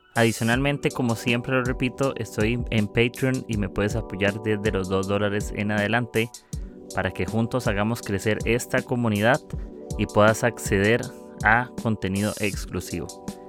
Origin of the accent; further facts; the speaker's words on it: Costa Rica; soy de Costa Rica